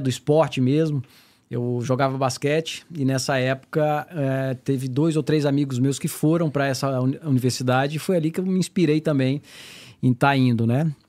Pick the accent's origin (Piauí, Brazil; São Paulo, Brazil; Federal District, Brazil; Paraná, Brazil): Federal District, Brazil; Brasília; moved away as an adult; now in United States; Eu sou de Brasília, natural de Brasília, tenho 45 anos